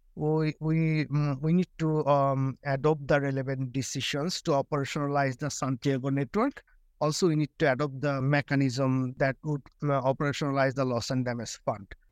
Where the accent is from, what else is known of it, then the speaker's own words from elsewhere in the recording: Bangladesh; I'm from Bangladesh, from one of the most vulnerable countries